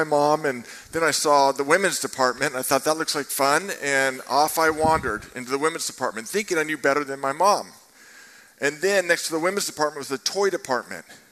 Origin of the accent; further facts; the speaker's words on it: Marin County, California, United States; I grew up in Marin County